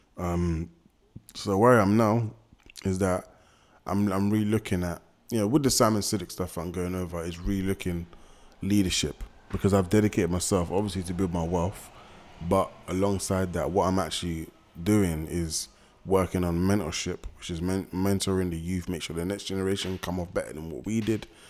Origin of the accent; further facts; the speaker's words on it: London, United Kingdom; I'm from West, I know most people from West